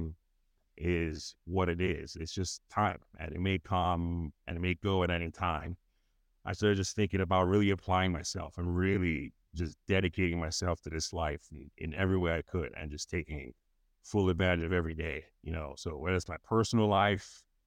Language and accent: English; Nigeria; moved away as an adult; growing up in Nigeria